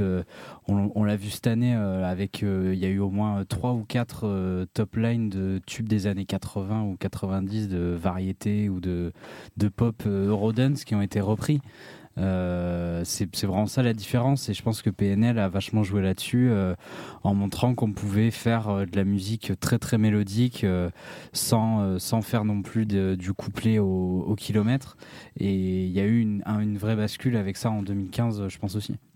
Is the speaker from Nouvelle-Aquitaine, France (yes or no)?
yes; Anglet, Nouvelle-Aquitaine, France; chez moi au Pays Basque, à Anglette